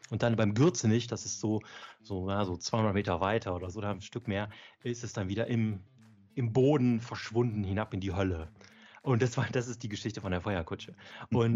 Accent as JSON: {"language": "German", "town": "Erftstadt", "region": "North Rhine-Westphalia", "country": "Germany", "said": "also ich komme aus Erftstadt, das ist so im Speckgürtel von Köln."}